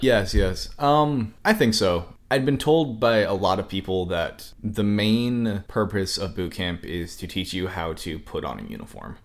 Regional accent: Cody, Wyoming, United States; moved away as an adult; I'm originally from Wyoming

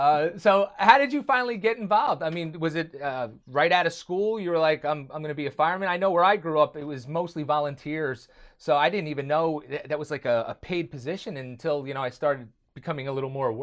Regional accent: Matawan, New Jersey, United States; also born or lived in Freehold, New Jersey; I grew up in Mattawan, New Jersey. I live in Freehold now.

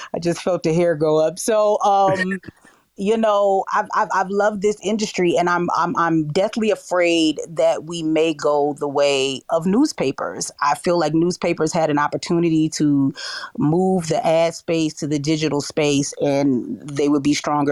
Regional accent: New York City, New York, United States; moved away as an adult; now in Kansas City, United States; I grew up in New York City

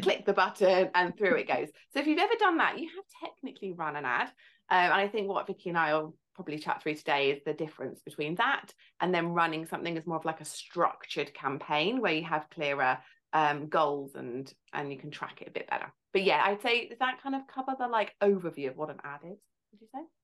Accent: Farnham, South East England, United Kingdom; I'm from Farnham in Surrey, near London.

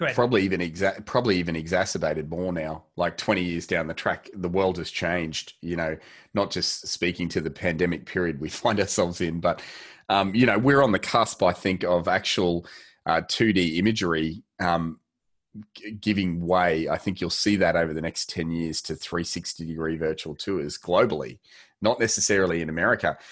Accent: Australia; we are Australian

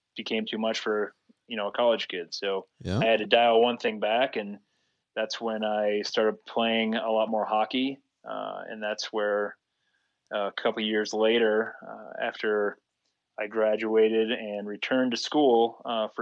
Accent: Rochester, Minnesota, United States; moved away as an adult; now in Salt Lake City, United States; I grew up in Rochester

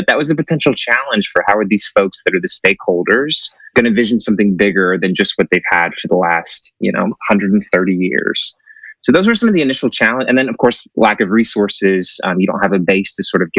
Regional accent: Connecticut, United States; also born or lived in Lake Charles, Louisiana / Houston area, Texas; now in Galveston, United States; So I'm originally from Connecticut, of all places, and then moved to exotic Lake Charles, Louisiana for a bit, and then settled in the Houston area

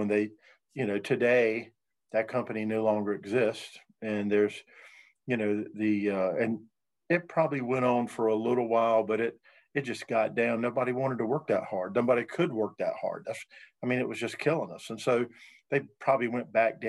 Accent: North Carolina, United States; now in Virginia, United States; I'm from North Carolina.

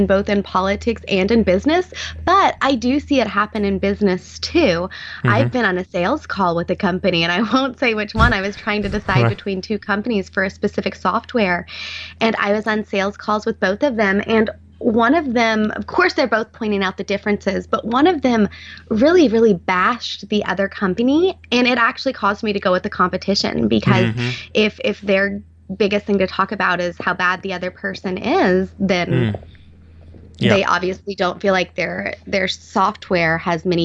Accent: Arkansas, United States; I could live in Arkansas and be with my family and work from home in my home state

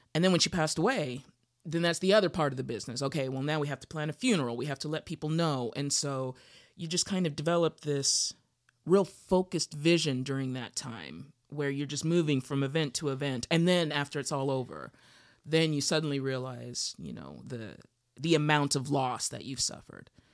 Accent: Utah, United States; now in Los Angeles, United States; I grew up in Utah

